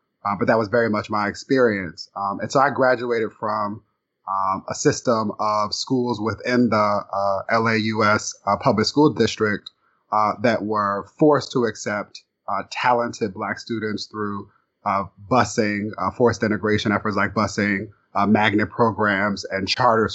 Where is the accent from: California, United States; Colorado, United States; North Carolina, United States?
California, United States; Inglewood; Growing up in Inglewood, to a mother who worked and made miracles happen